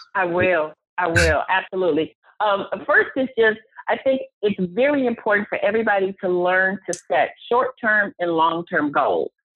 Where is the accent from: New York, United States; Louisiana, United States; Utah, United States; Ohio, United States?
Ohio, United States; Cleveland; moved away as an adult; also born or lived in Atlanta, Georgia; I am from Cleveland, Ohio